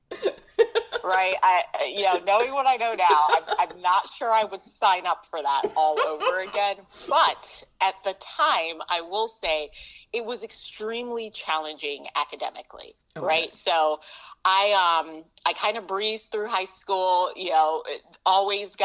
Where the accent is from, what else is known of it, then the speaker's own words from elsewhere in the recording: Jamaica; now in United States; so my family, we're a family of immigrants, so I was born in Jamaica